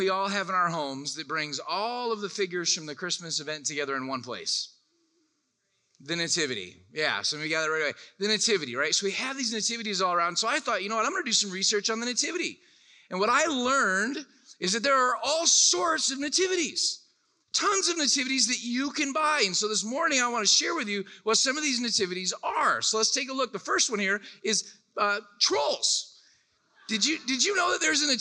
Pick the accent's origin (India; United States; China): United States; Orlando, Florida; I'm from Orlando, Florida